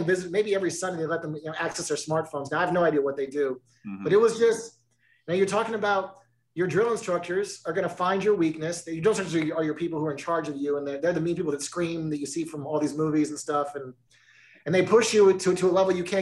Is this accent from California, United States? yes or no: yes; California, United States; I grew up in California.